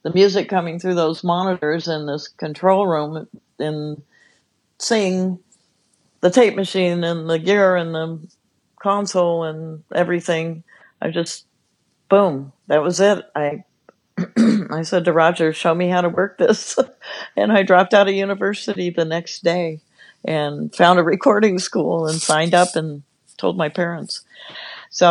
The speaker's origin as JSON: {"language": "English", "town": "Los Angeles", "region": "California", "country": "United States", "tie": "born or raised there", "said": "I grew up in Los Angeles"}